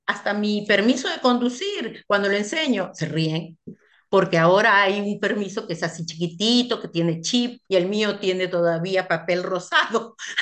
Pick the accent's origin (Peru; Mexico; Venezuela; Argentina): Peru; moved away as an adult; also born or lived in Central African Republic; now in France; Yo me fui de Perú la primera vez a, los 25 años